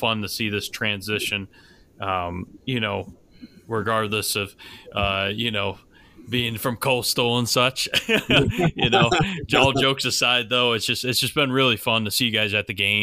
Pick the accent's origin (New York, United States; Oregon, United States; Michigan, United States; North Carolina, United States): New York, United States; Buffalo; now in Lynchburg, United States; I grew up in Buffalo where it's Go Bills